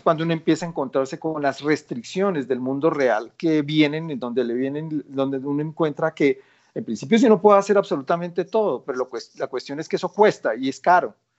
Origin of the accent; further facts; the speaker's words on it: Colombia; soy colombiano